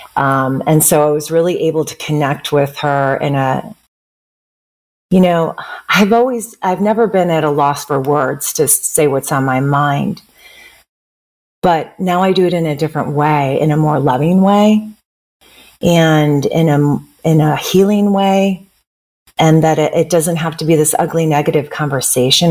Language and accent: English; Chicago, Illinois, United States; also born or lived in Bay Area, California; now in Bend, United States; I'm originally from the Midwest, from Chicago.